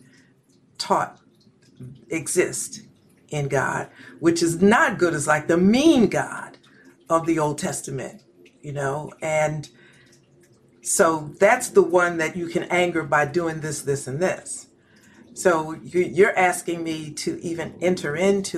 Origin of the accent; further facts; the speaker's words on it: Philadelphia, Pennsylvania, United States; I'm from West Philadelphia